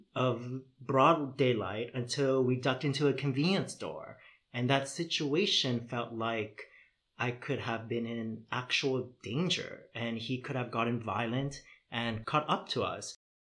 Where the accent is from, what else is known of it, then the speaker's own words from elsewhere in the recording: Toronto, Ontario, Canada; moved away as an adult; also born or lived in Vietnam; now in Netherlands; growing up in Toronto